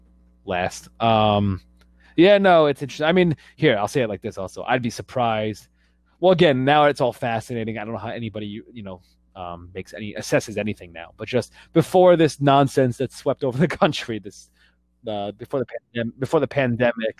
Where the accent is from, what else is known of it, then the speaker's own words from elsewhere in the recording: New York, United States; I grew up in New York